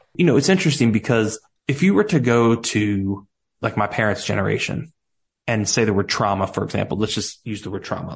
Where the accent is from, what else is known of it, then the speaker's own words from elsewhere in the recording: Cincinnati, Ohio, United States; accent: Southern; moved away as an adult; now in Nashville, United States; I grew up in Cincinnati, Ohio, down here in the States